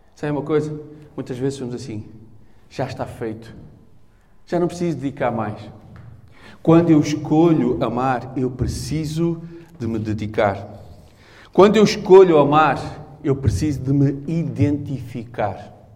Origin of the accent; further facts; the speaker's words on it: Portugal; eu sou português